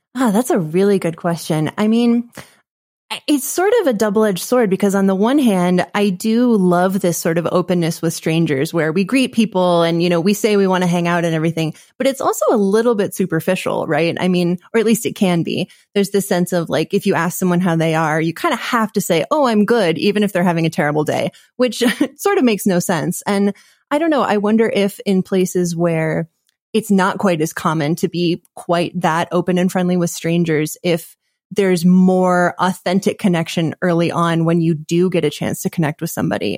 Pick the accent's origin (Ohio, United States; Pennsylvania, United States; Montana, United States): Montana, United States; Bozeman; also born or lived in Washington, D.C.; we moved to Montana, and that is where I grew up